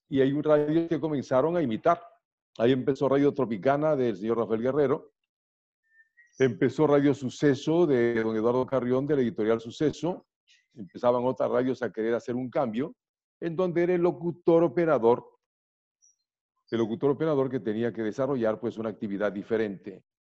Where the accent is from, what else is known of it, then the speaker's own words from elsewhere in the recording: Guayaquil, Guayas, Ecuador; also born or lived in Riobamba / Quito; yo eh, nací en Riobamba, me llevaron a Guayaquil a vivir, pasé mi infancia en Guayaquil y llegué a Quito a estudiar la escuela